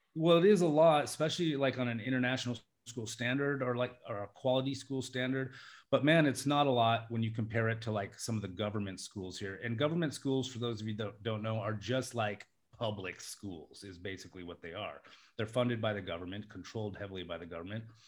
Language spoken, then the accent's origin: English; Alaska, United States; also born or lived in Las Vegas; now in Thailand; I'm from Alaska, uh, in the United States